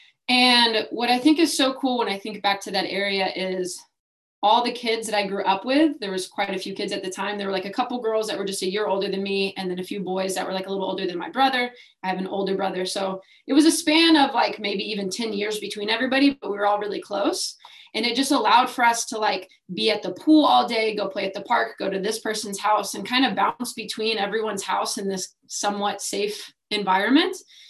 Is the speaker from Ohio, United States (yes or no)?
no; Dallas, Texas, United States; moved away; I grew up in Dallas, Texas, like North Dallas, Richardson area